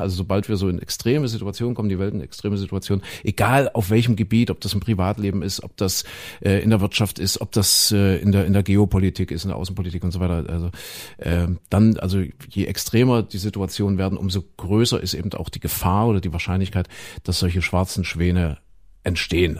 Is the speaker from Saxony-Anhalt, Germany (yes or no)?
yes; Saxony-Anhalt, Germany; also born or lived in Köthen; da wo ich aufgewachsen bin, Sachsen-Anhalt